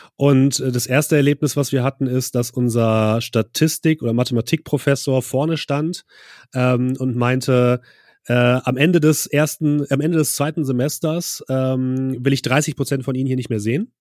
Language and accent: German; Braunschweig, Lower Saxony, Germany; moved away as an adult; also born or lived in Leipzig; now in Hamburg, Germany; Ich komme ursprünglich aus, aus Braunschweig und bin dann nur zum Studieren nach Leipzig gegangen